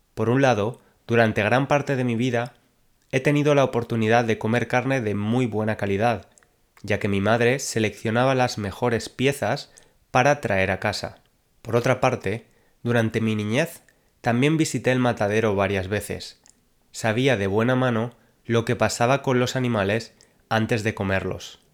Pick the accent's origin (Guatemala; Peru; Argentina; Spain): Spain; now in London, United Kingdom; aunque soy de España, actualmente vivo en Londres, Inglaterra